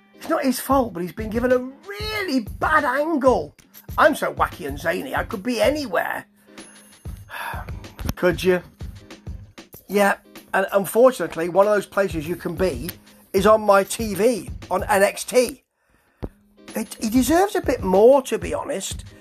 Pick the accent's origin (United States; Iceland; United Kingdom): United Kingdom; I am British